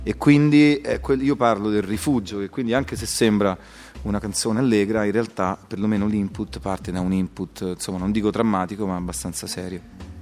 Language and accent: Italian; Rome, Lazio, Italy; sono nato a Roma nel 68